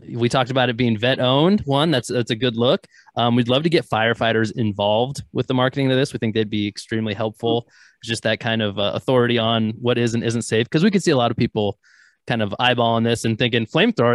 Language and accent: English; North Idaho, United States; moved away; I'm not quite from Canada, but North Idaho originally